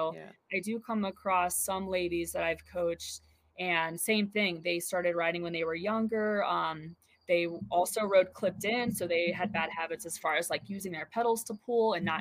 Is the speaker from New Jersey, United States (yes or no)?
no; Ohio, United States; now in Colorado, United States; growing up in Ohio